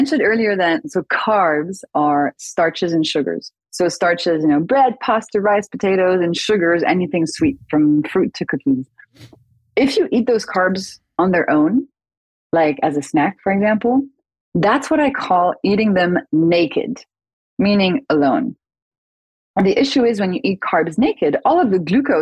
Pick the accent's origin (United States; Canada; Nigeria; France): France; I grew up in France